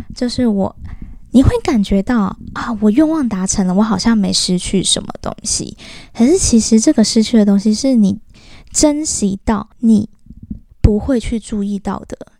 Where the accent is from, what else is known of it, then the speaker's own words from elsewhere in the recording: southern Taiwan, Taiwan; moved away; 因为我以前小时候住在南部，我们都是眷村的那种 子弟